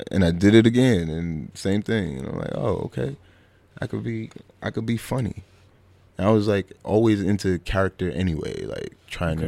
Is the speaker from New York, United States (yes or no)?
yes; New York City, New York, United States; also born or lived in Bushwick, Brooklyn; I grew up in uh, Flatbush, Brooklyn. Uh, born and raised there